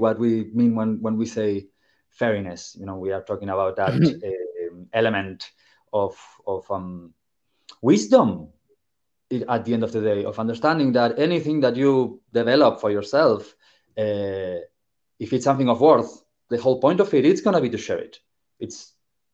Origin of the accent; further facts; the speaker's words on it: Argentina; now in Ireland; did not grow up in Ireland. I am originally from Argentina